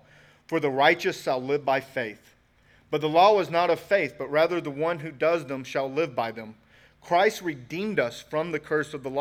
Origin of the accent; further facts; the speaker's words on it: United States; we're American, right? We're born in the USA.